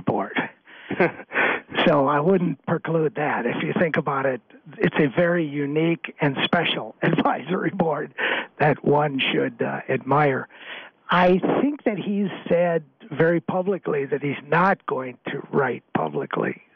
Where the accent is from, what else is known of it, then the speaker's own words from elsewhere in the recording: Waukegan, Illinois, United States; moved away as an adult; also born or lived in Madison, Wisconsin; growing up in Waukegan